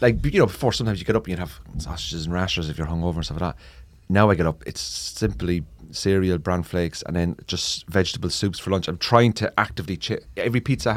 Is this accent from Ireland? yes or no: yes; Ireland; Oh, they especially like growing up in Ireland, like the meat, now bacon.